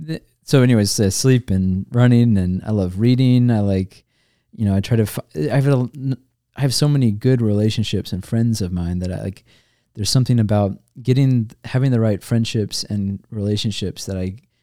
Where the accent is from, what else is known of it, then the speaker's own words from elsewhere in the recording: Georgia, United States; I grew up not in Michigan, which uh-huh. always surprises people because I grew up in Georgia, but have no accent.